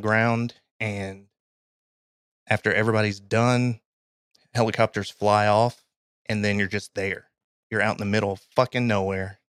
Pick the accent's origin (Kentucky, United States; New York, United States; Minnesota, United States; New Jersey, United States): Kentucky, United States; I'm from Kentucky. I've been in Kentucky or in the South pretty much my entire life.